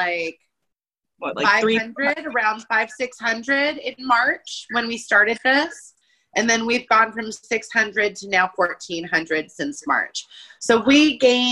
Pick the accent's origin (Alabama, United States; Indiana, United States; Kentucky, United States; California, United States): California, United States; I'm born and raised in California.